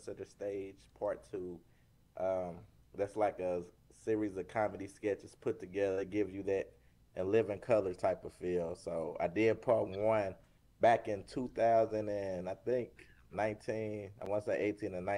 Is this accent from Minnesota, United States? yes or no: no; St. Louis, Missouri, United States; born and raised in St. Louis.